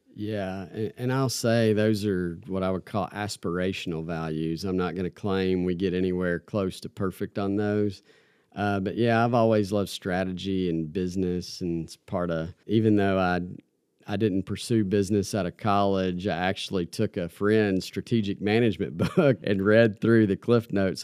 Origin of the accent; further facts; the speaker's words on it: Campbellsville, Kentucky, United States; now in Lexington, United States; small town Kentucky boy from Campbellsville. Yeah, just grew up kinda middle class family